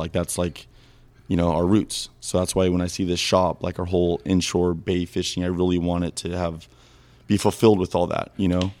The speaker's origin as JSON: {"language": "English", "town": "Los Angeles", "region": "California", "country": "United States", "tie": "born or raised there", "said": "I grew up San Pedro, California here."}